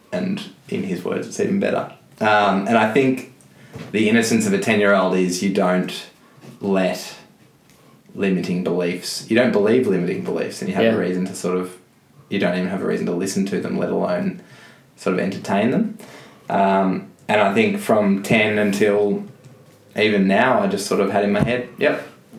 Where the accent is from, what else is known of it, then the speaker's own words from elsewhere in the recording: Mount Eliza, Victoria, Australia; Mount Eliza.